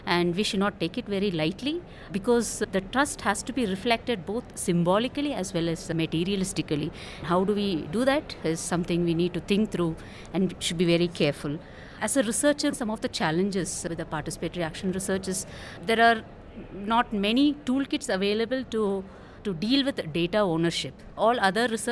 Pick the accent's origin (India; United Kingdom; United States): India; from India.